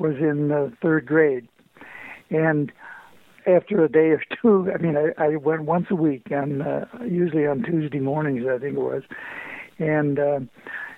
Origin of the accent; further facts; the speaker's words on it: Syracuse, New York, United States; now in East Lansing, United States; I grew up in Syracuse, New York